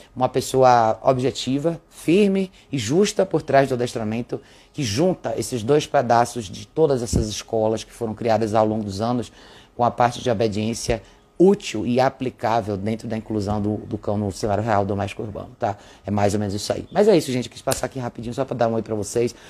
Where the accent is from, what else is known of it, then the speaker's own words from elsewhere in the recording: Brazil; como brasileiros